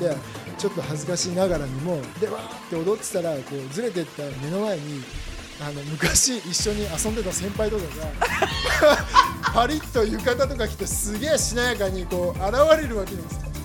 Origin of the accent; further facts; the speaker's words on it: Nagoya, Aichi, Japan; 僕地元っていうか生まれ育ったのは、はい、愛知県の名古屋市で